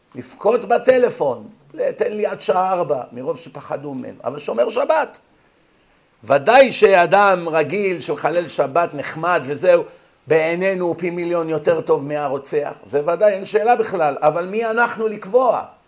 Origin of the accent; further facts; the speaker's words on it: Israel; כשאנחנו גדלנו כאן בבתי ספר בארץ, בילדותנו